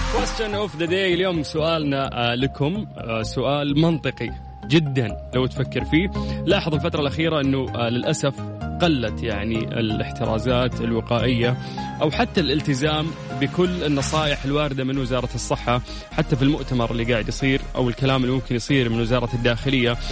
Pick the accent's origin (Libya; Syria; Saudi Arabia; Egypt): Saudi Arabia; عندنا في السعودية